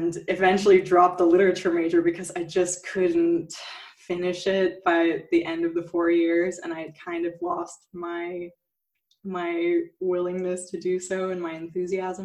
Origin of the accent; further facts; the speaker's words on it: near Palm Springs, Southern California, United States; now in Berlin, Germany; I grew up in the U.S. in like near Palm Springs